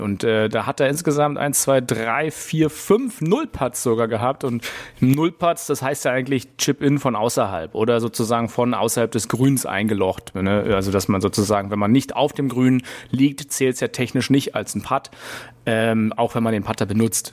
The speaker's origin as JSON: {"language": "German", "region": "Berlin", "country": "Germany", "said": "wir als Berliner"}